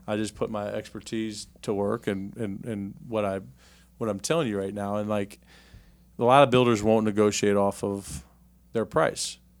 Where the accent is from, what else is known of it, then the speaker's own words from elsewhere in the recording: Richmond, Virginia, United States; I grew up here in Richmond, Virginia